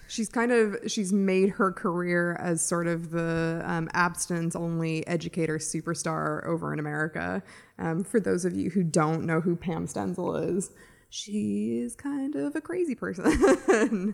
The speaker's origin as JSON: {"language": "English", "country": "United States", "moved": "yes", "lives_now": "Ireland", "said": "as an American, I didn't obviously grow up here"}